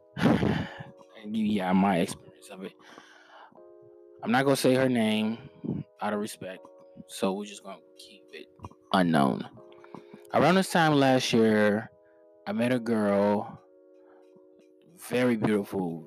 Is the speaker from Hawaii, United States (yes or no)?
no; Missouri, United States; I'm from Missouri